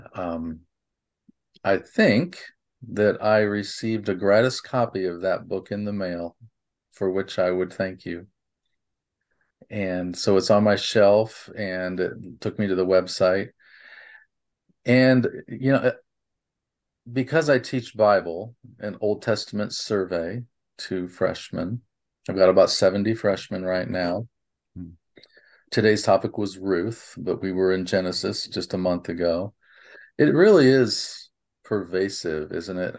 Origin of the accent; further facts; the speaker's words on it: Nebraska, United States; I grew up in Nebraska